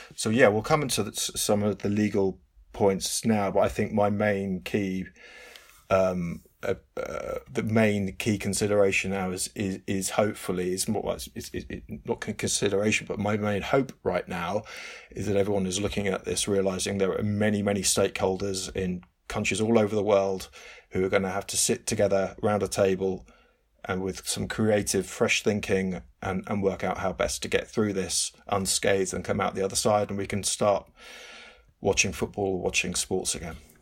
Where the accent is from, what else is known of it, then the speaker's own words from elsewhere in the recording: England, United Kingdom; it's England, it's my home country